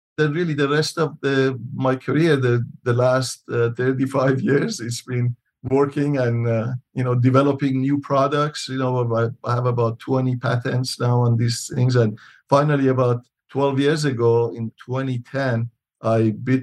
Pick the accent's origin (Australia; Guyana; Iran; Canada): Iran; moved away as an adult; also born or lived in Michigan, United States; now in Tucson, United States; I'm originally from Iran. I came to U.S. after high school back in 1972